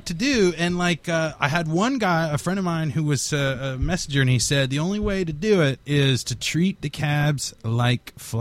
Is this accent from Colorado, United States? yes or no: yes; Colorado, United States; now in Chicago, United States; I'm originally from the Rocky Mountains in Colorado